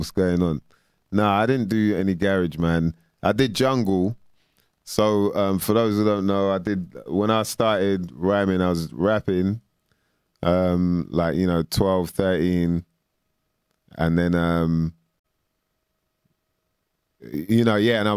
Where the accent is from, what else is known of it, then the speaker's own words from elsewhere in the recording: London, United Kingdom; I'm from West